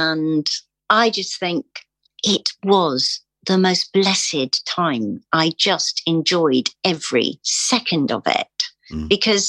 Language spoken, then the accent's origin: English; England, United Kingdom; I am English